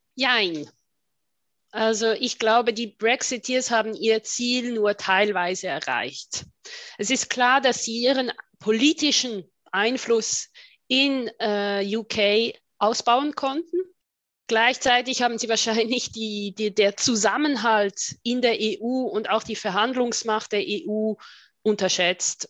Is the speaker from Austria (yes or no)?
no; Switzerland; also born or lived in Brussels / England; ich bezeichne mich oft als äh, Schweizerin mit Außensicht oder Außenblick